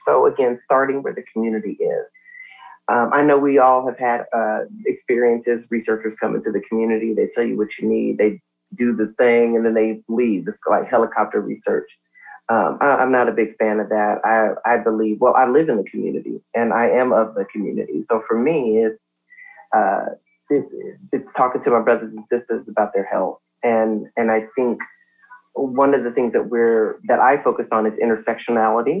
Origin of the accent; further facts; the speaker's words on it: Compton, California, United States; I am from Compton